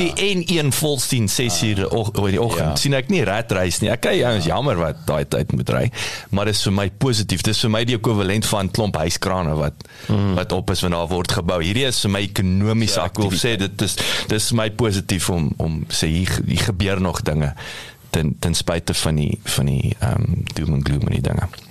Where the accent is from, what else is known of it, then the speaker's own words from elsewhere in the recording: South Africa; ons as Suid-Afrikaners